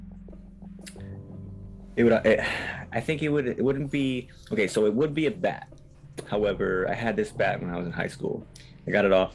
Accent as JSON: {"language": "English", "region": "Hawaii", "country": "United States", "said": "I'm from Hawaii"}